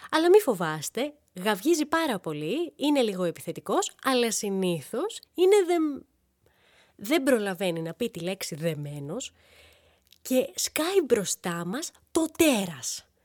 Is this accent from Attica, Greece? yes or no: no; Thessaloniki, Central Macedonia, Greece; now in Athens, Greece; Είμαστε από τη Θεσσαλονίκη.